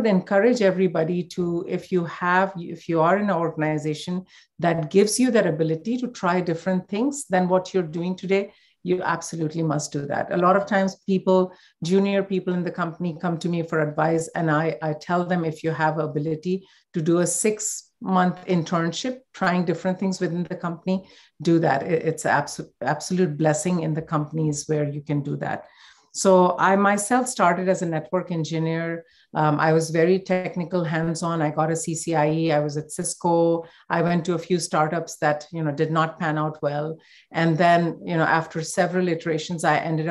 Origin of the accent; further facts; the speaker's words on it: India; growing up in India